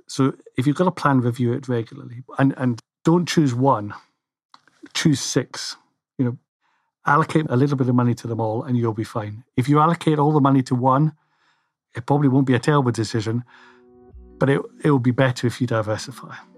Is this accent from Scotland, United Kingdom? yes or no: yes; Scotland, United Kingdom; I'm Scottish